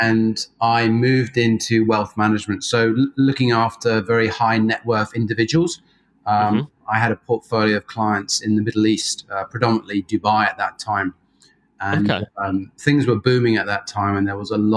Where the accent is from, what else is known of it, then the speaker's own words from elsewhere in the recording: Jersey; moved away as an adult; now in Australia; I was fortunate enough to grow up in Jersey, so not New Jersey